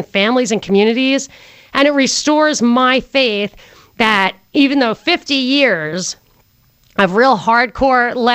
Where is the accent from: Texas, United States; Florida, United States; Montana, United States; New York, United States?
New York, United States; I grew up in New York